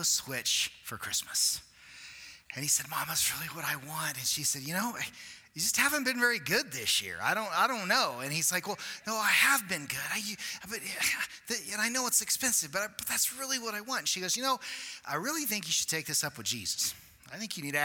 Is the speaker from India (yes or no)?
no; Cortez, United States; growing up in a small town, I grew up in Cortez and in a small church